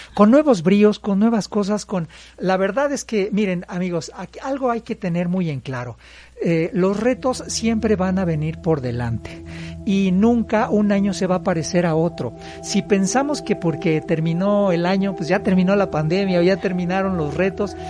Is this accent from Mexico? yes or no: yes; Puebla, Mexico; los que somos poblanos